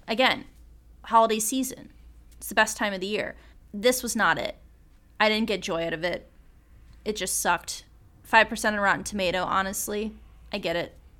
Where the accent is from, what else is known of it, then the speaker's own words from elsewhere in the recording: suburban Midwest, United States; someone from a, w, like, a suburban Midwestern ta, like, city area